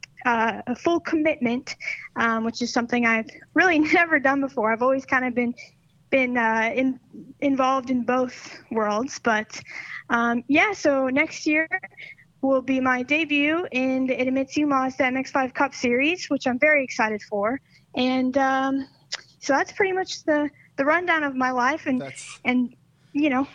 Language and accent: English; Northern California, United States; moved away as an adult; now in Charlotte, United States; I'm originally from Northern California. I moved out to Charlotte, North Carolina when I was 18